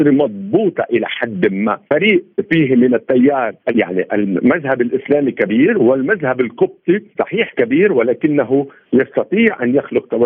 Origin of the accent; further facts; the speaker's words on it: Lebanon; عندنا في لبنان، لبنان لا يوجد مفهوم الدوله الامه، نحن عده شعوب ضمن حي جغرافي ضيق